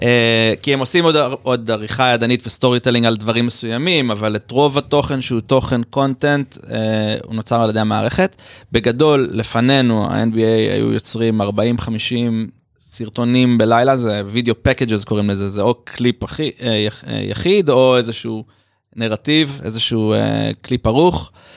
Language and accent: Hebrew; Tel Aviv, Tel Aviv District, Israel; אז גדלתי בתל אביב